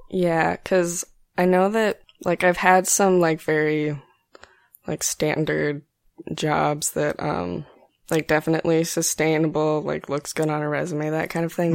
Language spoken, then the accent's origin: English; Greeley, Colorado, United States; now in San Antonio, United States; I'm from, um, Greeley, Colorado. It's in northern Colorado